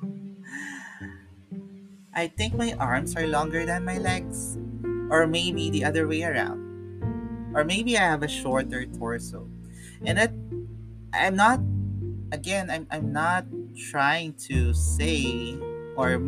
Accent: Philippines; I'm a Filipino

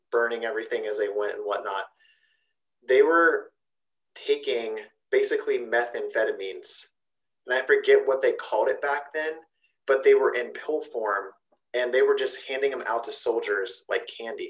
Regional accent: Zanesville, Ohio, United States; accent: Zanesvillian; My Zanesvillian accent

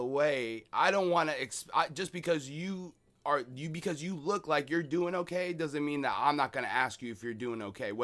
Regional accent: Seattle, Washington, United States; I'm from Seattle, right? Born and raised in Seattle.

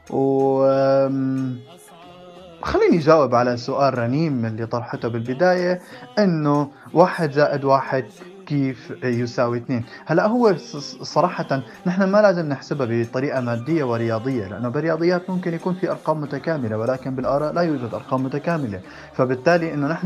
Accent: Saudi Arabia; also born or lived in Syria; now in Jordan; من سوريا وتربيت بالسعودية وحاليا عايش بالأردن

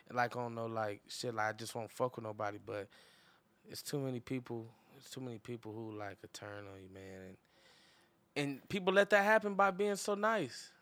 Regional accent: Inglewood, California, United States; that's my hometown

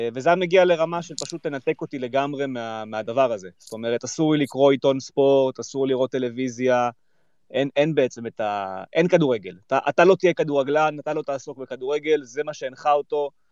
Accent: Kfar Tavor, Northern District, Israel; גדלתי בכפר תבור, אה, רוב הילדות שלי הייתה בכפר תבור

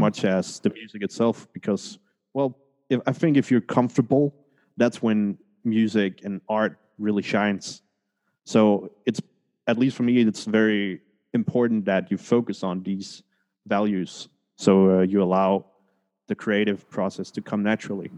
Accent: Denmark; moved away; also born or lived in Colombia; I was born in Colombia, but oh, nice. adopted to Denmark. Oh, so wow. uh, I grew up in Scandinavia

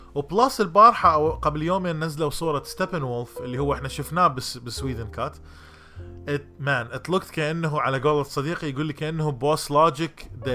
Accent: Iraq; accent: Iraqi Arabic; also born or lived in Jordan; now in United States; لهجتي لغتي العربيه العراقيه

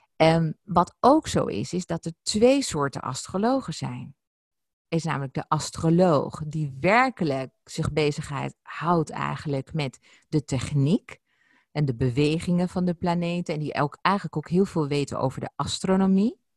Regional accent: Ibiza, Balearic Islands, Spain; ons huis op Ibiza, waar ik geboren ben

